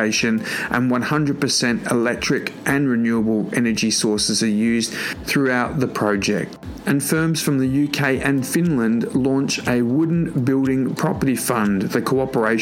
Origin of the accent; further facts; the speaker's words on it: Sydney, New South Wales, Australia; my hometown in Sydney, Australia